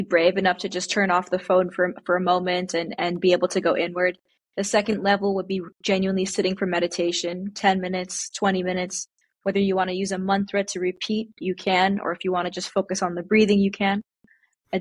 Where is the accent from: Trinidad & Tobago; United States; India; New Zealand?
India; being Indian